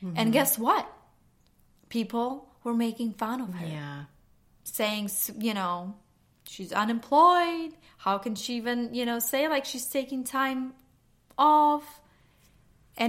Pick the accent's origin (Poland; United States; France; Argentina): Poland; moved away; I grew up in Poland, and in my home, Sunday was the self-care Sunday.